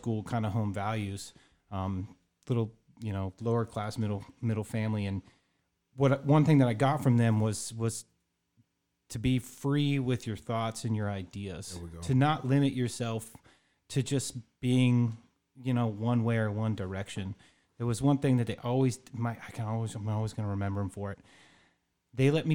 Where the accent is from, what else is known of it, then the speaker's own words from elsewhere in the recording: Glendora, California, United States; moved away as an adult; So I'm originally from Los Angeles, California, small town right mm-hmm. outside of L.A. called Glendora.